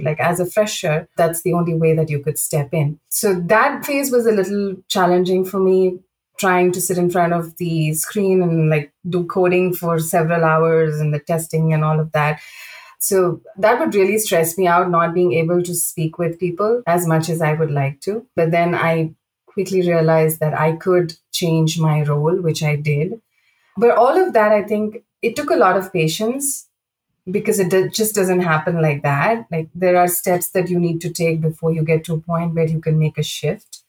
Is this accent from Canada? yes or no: no; India; moved away as an adult; also born or lived in Saudi Arabia; I grew up in India, and you know I started my career there